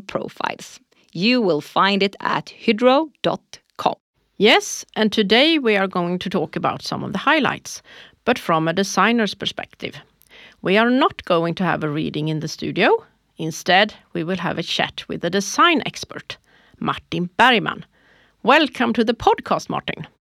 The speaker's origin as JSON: {"language": "English", "region": "Småland", "country": "Sweden", "said": "I am from Småland"}